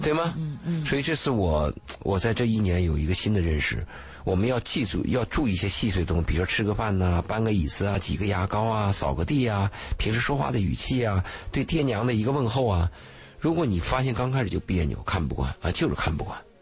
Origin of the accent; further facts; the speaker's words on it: China; 那我们中国人东方的概念就认为你们都夫妻了嘛，